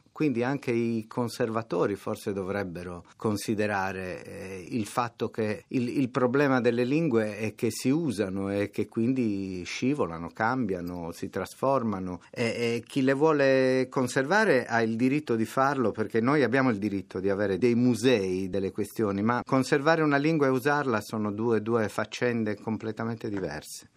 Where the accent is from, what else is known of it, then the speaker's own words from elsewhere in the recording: Nuoro, Sardinia, Italy; first language Sardinian (Nuorese); Italian is a second language; in sardo nuorese, che è quello che io so parlare